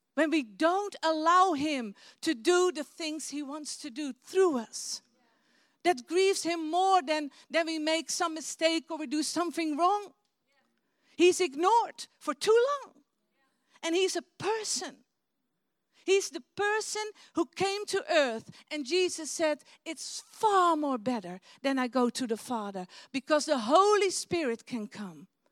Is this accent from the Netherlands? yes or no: yes; Netherlands; English is a second language; we're from Holland